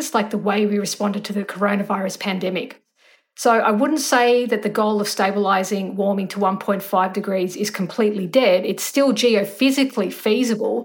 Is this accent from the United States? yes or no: no; Australia; as an Australian citizen